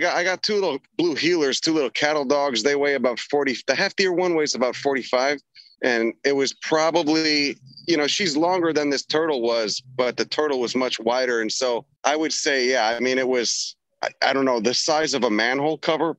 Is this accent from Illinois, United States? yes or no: yes; Chicago, Illinois, United States; I grew up in Chicago. I'm familiar with it.